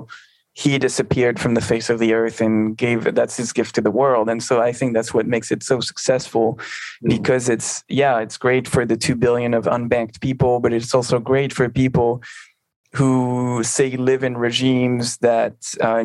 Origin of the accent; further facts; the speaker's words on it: near Albertville, Auvergne-Rhône-Alpes, France; Albertville, near my hometown